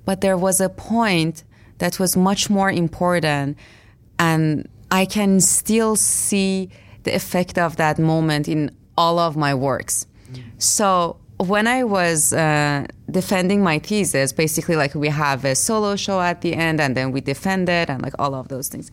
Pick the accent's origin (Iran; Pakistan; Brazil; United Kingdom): Iran; moved away; I grew up in Iran, which, like, um, my everyday life was a fight as a woman there